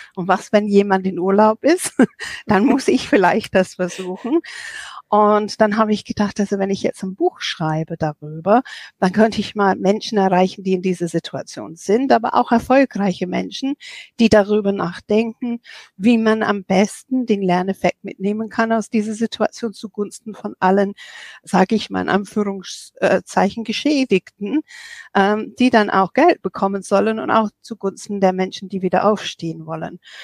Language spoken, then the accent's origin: German; England, United Kingdom; now in Germany; ich bin Engländerin und ich bin seit 1985 in Deutschland